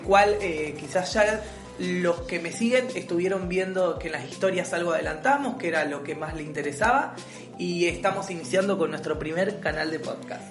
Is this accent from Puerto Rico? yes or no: no; Rosario, Santa Fe, Argentina; now in Buenos Aires, Argentina; soy de Rosario. Actualmente estoy viviendo en Capital Federal